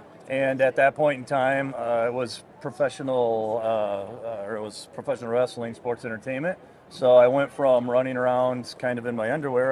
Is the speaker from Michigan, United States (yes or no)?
yes; Holland, Michigan, United States; now in Atlanta, United States; I'm originally from Michigan.